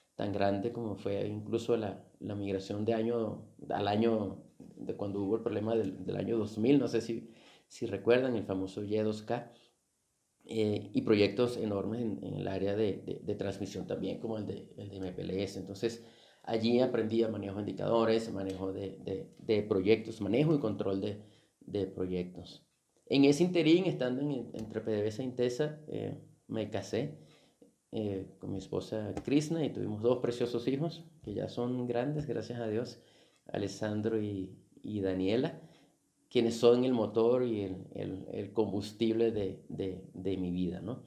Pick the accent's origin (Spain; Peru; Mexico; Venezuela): Venezuela; con solo 16 años de edad, tuve que dejar mi ciudad natal para para mudarme a otra ciudad dentro de, dentro de Venezuela.